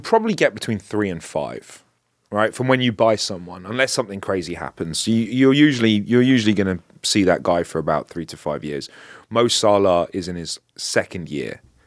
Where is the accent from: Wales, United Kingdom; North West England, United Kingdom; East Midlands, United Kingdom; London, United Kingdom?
London, United Kingdom; I'm not from North London, I'm from North West London